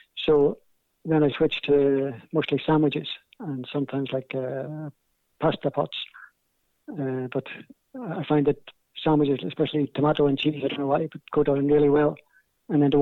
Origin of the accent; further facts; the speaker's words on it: Belfast, Northern Ireland, United Kingdom; accent: Belfast; my Belfast accent